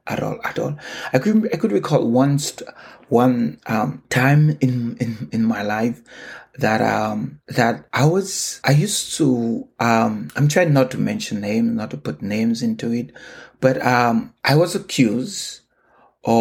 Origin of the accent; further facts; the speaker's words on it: St. Lucia; moved away as an adult; now in Canada; I remember sitting in the balcony at home growing up in St. Lucia